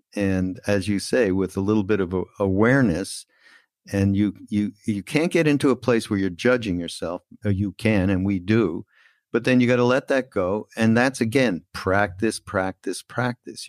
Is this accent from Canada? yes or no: yes; Canada; we're Canadian brothers.